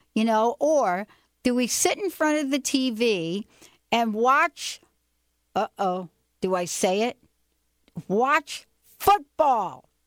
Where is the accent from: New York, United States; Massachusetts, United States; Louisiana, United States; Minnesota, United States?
New York, United States; now in Seattle, United States; growing up in New York